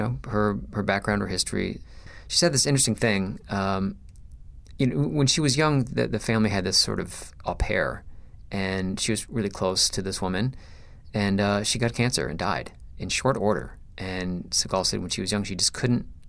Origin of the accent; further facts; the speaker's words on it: Michigan, United States; I was born in Michigan